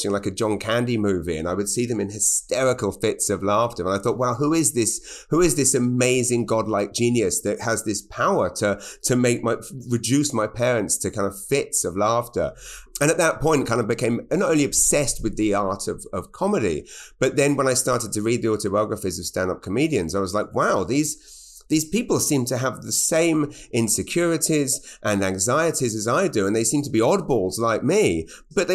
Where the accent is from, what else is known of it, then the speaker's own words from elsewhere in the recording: Maidenhead, South East England, United Kingdom; moved away as an adult; now in Canada; Growing up in Maidenhead was essentially just a fairly nothing upbringing